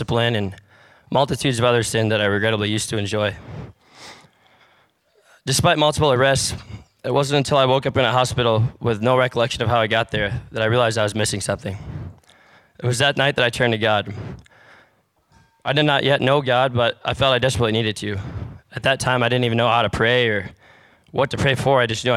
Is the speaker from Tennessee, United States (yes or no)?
no; Michigan, United States; I was raised in Michigan